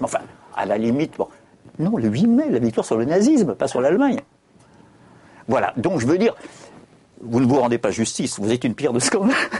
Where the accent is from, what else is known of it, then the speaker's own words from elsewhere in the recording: Corsica, France; Je suis corse